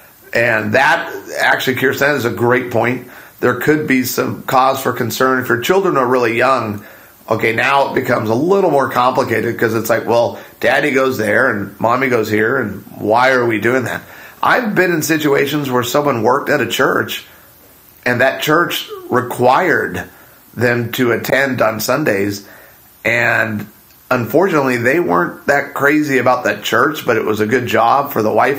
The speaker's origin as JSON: {"language": "English", "region": "Arizona", "country": "United States", "tie": "born or raised there", "said": "the church that my parents really loved growing up in Arizona"}